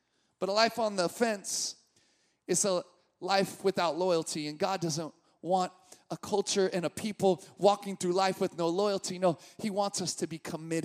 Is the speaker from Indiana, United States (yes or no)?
no; Sacramento, California, United States; I grew up in Sacramento